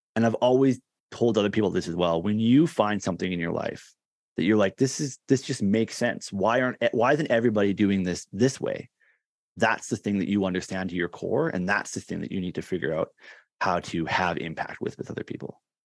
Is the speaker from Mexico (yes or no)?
no; Canada; is actually here, uh, in Canada, in my hometown where I grew up.